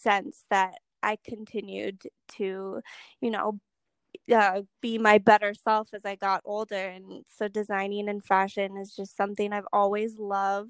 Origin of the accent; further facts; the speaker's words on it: North Dakota, United States; I'm from North Dakota